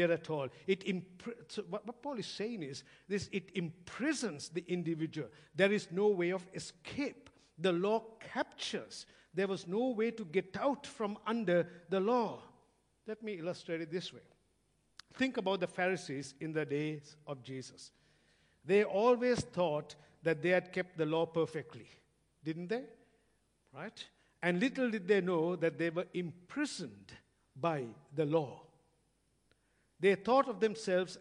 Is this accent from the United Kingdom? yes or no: no; Sri Lanka; now in Australia; growing up in Sri Lanka, I used to drive past many army barracks